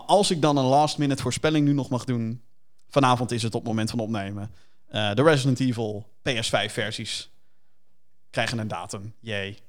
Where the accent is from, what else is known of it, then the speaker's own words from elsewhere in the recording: Rotterdam, South Holland, Netherlands; Kan je dan horen dan, dat we uit Rotterdam komen